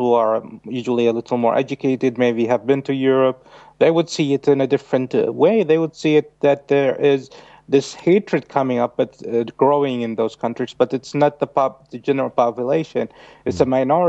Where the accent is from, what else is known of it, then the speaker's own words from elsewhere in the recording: Saudi Arabia; I'm from Saudi Arabia